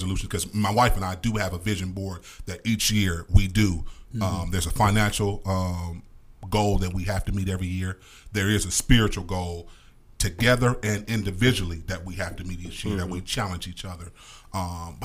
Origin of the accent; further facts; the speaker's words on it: Cleveland, Ohio, United States; We are from Cleveland, Ohio